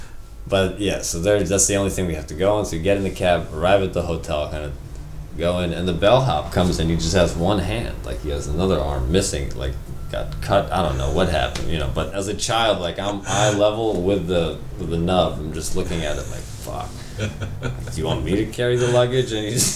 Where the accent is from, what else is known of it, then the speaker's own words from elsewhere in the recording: Poland; I went through the same thing. I'm from Poland, you know